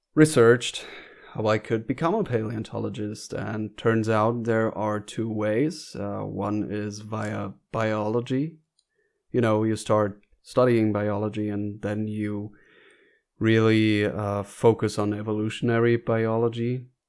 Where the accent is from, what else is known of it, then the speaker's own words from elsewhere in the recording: North Rhine-Westphalia, Germany; I was born in Germany as well, but in northern Germany, in North Rhine-Westphalia.